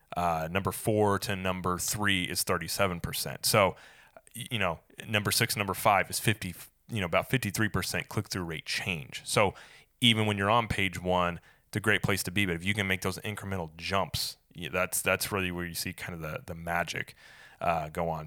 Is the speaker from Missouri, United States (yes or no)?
yes; Springfield, Missouri, United States; now in Saint Augustine, United States; I'm from Springfield, Missouri